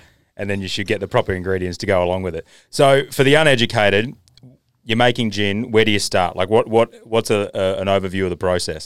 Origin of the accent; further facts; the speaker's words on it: Australia; I'm Australian